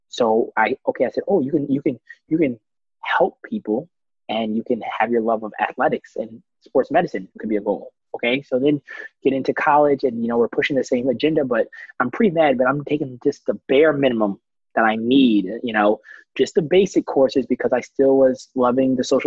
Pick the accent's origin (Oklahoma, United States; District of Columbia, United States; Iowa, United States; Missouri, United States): District of Columbia, United States; Washington; moved away as an adult; also born or lived in Atlanta, Georgia; I'm originally from Northwest Washington, D.C.